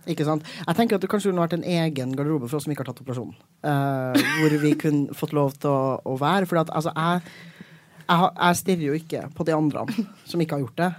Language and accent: Norwegian; Trøndelag, Norway; now in Oslo, Norway; jeg er trønder